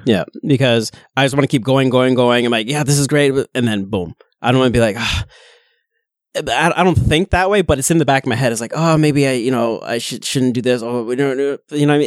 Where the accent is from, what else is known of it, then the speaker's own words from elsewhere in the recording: Kitchener, Ontario, Canada; also born or lived in Pickering; I'm born and raised in Kitchener